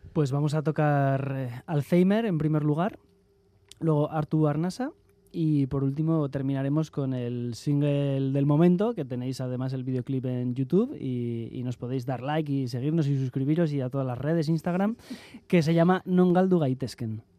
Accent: Catalonia, Spain; como buen catalán

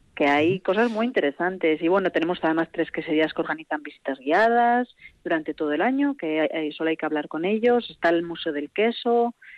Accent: Vitoria-Gasteiz, Basque Country, Spain; yo soy de Vitoria

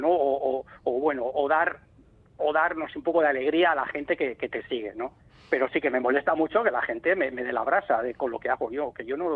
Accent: Ordizia, Basque Country, Spain; also born or lived in Vigo; Porque es verdad que nosotros emigramos, mis padres y, yo, yo tendría apenas tendría tres años y, vinimos aquí a Ordicia

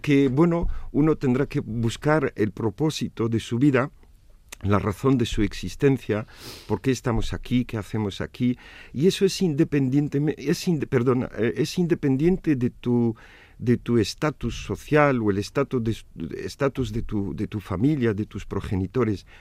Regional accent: Tunis, Tunisia; also born or lived in Navarre, Spain; now in Vitoria, Spain; tunecino porque nací en Túnez, mis padres eh, son tunecinos

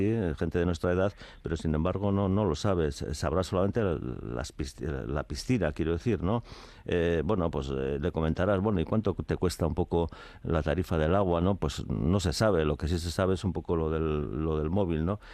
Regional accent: Tolosa, Basque Country, Spain; Yo sí soy de Tolosa, sí de, pequeño he vivido

